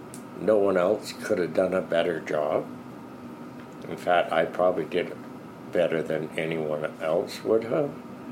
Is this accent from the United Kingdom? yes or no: no; Canada; I'm a Canadian that served in Rhodesia.